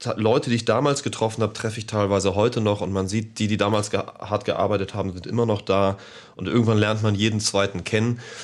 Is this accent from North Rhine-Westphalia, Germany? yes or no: no; Hamburg, Germany; ich bin gebürtiger Deutscher, ich bin Hamburger.